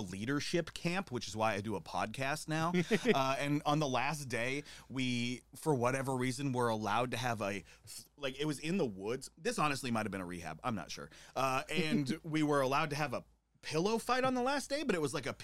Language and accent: English; Great Falls, Montana, United States; I'm from Great Falls, Montana